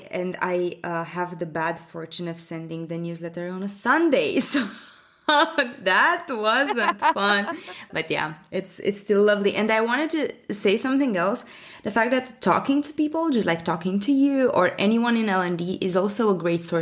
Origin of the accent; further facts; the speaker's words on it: Bucharest, Romania; I'm from Europe, from Bucharest, Romania.